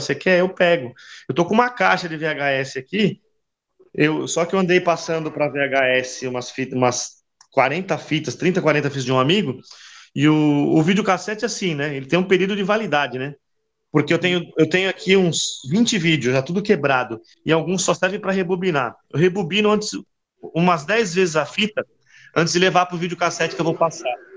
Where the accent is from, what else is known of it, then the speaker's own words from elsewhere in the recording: Brazil; Eu, eu sou brasileiro